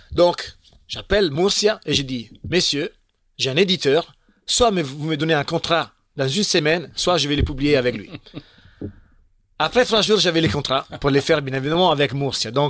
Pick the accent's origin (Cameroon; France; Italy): Italy; Un autre plan un peu euh, comme ça, les plans qui sont chez nous en Italie, un Twister.